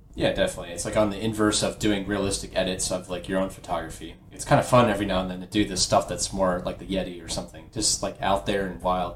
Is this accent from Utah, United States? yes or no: no; Dayton, Ohio, United States; I'm from Dayton